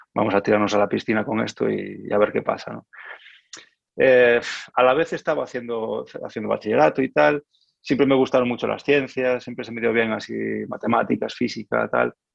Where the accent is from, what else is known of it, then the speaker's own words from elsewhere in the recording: Lugo, Galicia, Spain; moved away as an adult; also born or lived in A Coruña / Porto, Portugal; now in France; yo vengo de Galicia, nací en Coruña, pero cuando, cuando empecé el conservatorio, eh, vivía en, Lugo